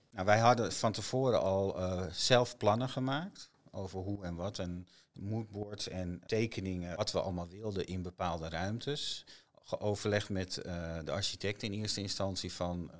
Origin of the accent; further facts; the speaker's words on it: IJmuiden, North Holland, Netherlands; moved away as an adult; also born or lived in Zandvoort; now in Nuth, Netherlands; Ik ben eh, geboren en getogen in Amuiden